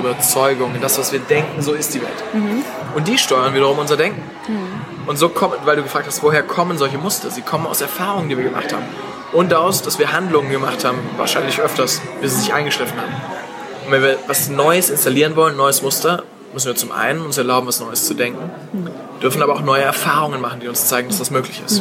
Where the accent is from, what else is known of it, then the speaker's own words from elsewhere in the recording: Stuttgart, Baden-Württemberg, Germany; ich komme aus Stuttgart